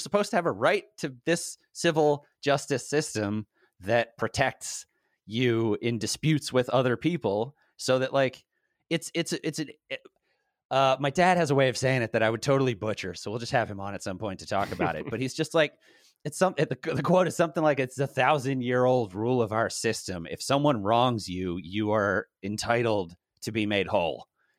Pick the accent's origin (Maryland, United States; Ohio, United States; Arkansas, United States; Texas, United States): Maryland, United States; Baltimore; now in Los Angeles, United States; I'm from Baltimore.